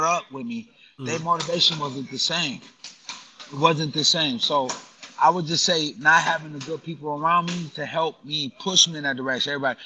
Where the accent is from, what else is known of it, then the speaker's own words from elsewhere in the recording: Grand Rapids, Michigan, United States; moved away as an adult; also born or lived in Chicago, Illinois; now in New York City, United States; I've been in New York City longer than I've been in my hometown of Grand Rapids, Michigan